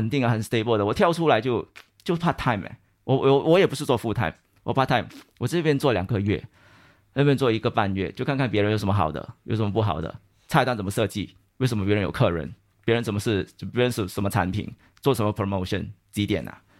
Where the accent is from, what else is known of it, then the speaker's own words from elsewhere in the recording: Malaysia; moved away as an adult; now in Singapore; 那其实我是马来西亚人啊，我马来西亚毕业了过后，我就来了新加坡。